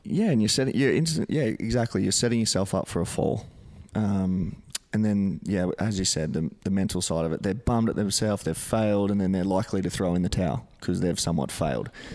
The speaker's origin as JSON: {"language": "English", "town": "Gold Coast", "region": "Queensland", "country": "Australia", "tie": "born or raised there", "said": "living and growing up on the Gold Coast"}